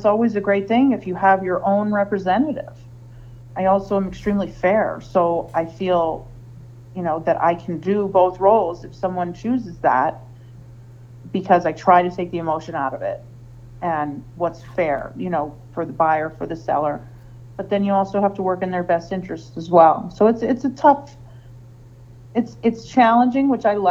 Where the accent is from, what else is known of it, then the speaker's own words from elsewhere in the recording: Hazleton, Pennsylvania, United States; moved away as an adult; now in Lehigh Valley, United States; I moved here from northeastern Pennsylvania. I grew up in Hazleton.